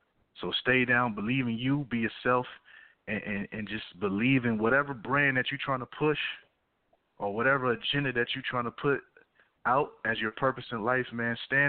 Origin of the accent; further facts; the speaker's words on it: the South, United States; You know, I'm from the South. I'm in Georgia.